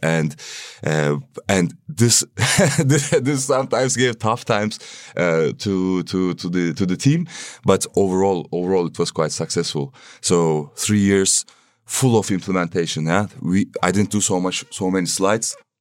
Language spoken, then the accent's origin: English; Istanbul, Turkey; moved away as an adult; now in Berlin, Germany; I'm coming from Turkey, Istanbul